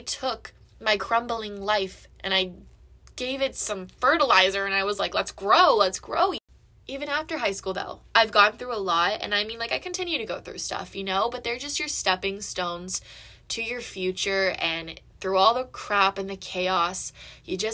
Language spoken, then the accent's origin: English; Georgia, United States; I was born and raised in Georgia, and I moved around a lot.